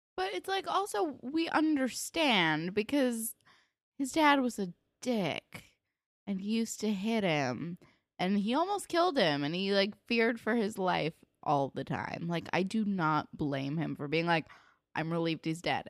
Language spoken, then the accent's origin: English; New Jersey, United States; I grew up in New Jersey